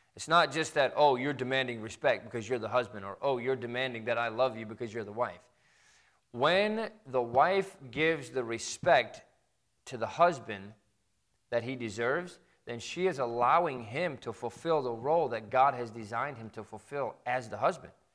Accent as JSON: {"language": "English", "region": "Midwest", "country": "United States", "tie": "born or raised there", "said": "I grew up in the Midwest"}